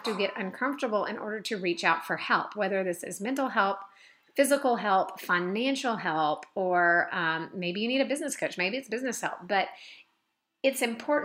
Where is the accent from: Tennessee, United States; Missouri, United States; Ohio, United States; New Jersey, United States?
Tennessee, United States; Mount Juliet; my hometown of Mount Juliet